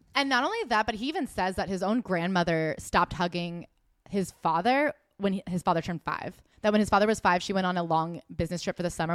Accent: United States; as an American

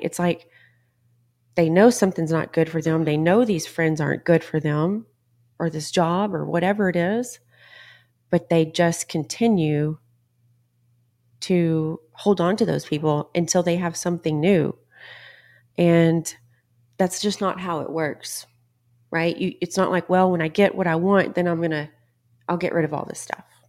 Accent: Texas, United States; I'm from Texas

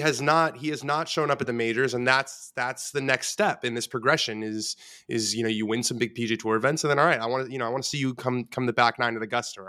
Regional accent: Los Angeles, California, United States; I grew up in Los Angeles, West Los Angeles

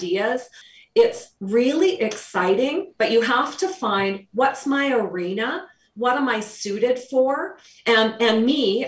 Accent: Canada; We're Canadian.

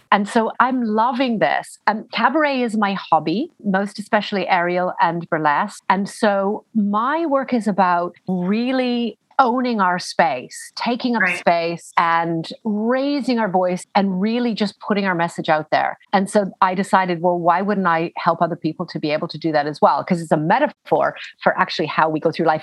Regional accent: Canada; now in United Kingdom; I'm Canadian, but I live in the UK.

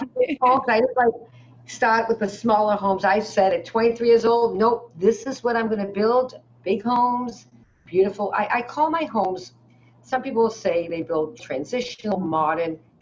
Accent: Peabody, Massachusetts, United States; also born or lived in Newton, Massachusetts; I came from the North Shore of Boston till I was 13. Mm. And I moved hmm. to Newton

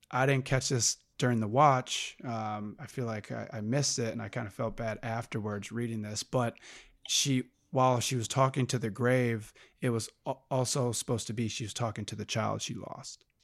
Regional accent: Wisconsin, United States; now in Los Angeles, United States

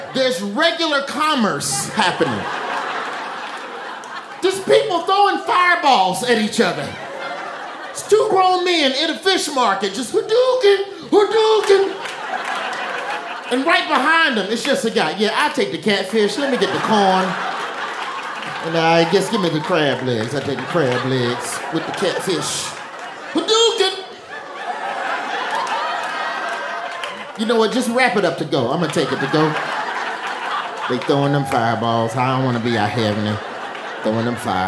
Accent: Alabama, United States; now in New York, United States; I'm from Alabama

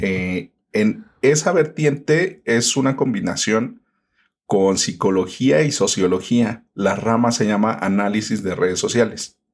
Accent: Mexico City, Mexico; Yo originalmente soy de la Ciudad de México. Aquí, bueno, como en todas las ciudades, van cambiando los nombres, aunque sigue siendo todo lo mismo. Entonces se llamaban delegaciones y ahora se llaman alcaldías. Yo nací en la alcaldía de Iztapalapa

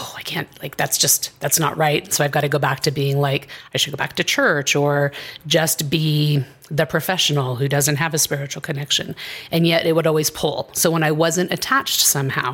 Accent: Southern Oregon, United States; moved away as an adult; also born or lived in Castro Valley, California / Washington / Boise, Idaho / Phoenix, Arizona; now in Colorado, United States; I grew up a little bit in Washington, for the most part in Southern Oregon, on a ranch in Podunk, Oregon

